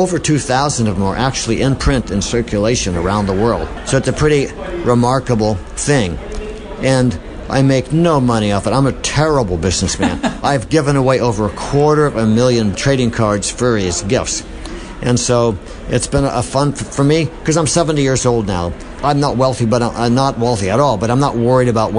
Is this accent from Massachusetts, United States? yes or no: yes; Boston, Massachusetts, United States; I'm from Boston